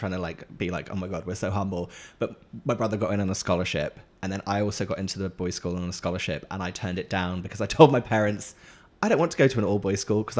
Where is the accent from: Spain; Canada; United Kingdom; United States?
United Kingdom; village near Great Yarmouth, Norfolk, East of England; I am technically not from Norwich. Uh-oh. I'm actually technically from a little village near Great Yarmouth